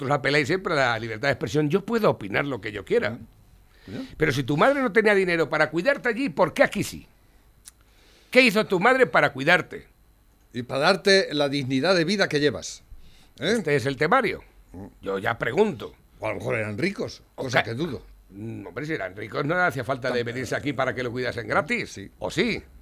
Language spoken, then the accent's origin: Spanish; Spain